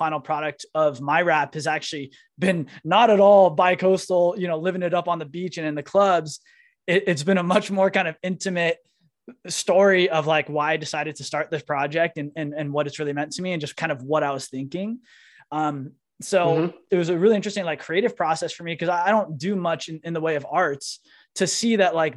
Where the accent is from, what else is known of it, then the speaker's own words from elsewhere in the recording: San Francisco Bay Area, California, United States; moved away as an adult; also born or lived in New York / San Diego / Miami; I grew up in San Francisco Bay Area, moved to New York